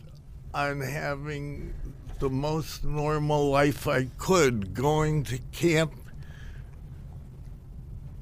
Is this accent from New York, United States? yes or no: no; Akron, Ohio, United States; moved away; also born or lived in Maryland; Akron, Ohio